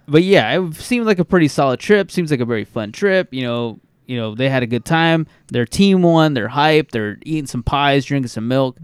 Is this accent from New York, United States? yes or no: no; California, United States; We're from California and our state is golden